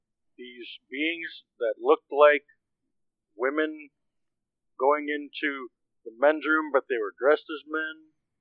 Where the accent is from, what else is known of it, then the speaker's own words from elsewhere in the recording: Wheaton, Illinois, United States; Well, I mean, I'm from Wheaton, Illinois.